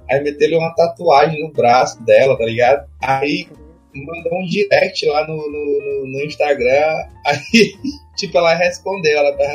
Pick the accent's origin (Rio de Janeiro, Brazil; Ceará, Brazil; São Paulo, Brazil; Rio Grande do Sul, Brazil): Ceará, Brazil; eu, eu sou cearense, da gema, né?